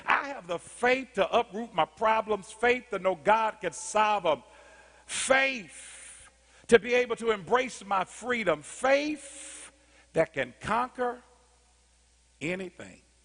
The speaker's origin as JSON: {"language": "English", "town": "Indianapolis", "region": "Indiana", "country": "United States", "tie": "born or raised there", "said": "I grew up in Arlington Woods in Indianapolis, Indiana, 46218"}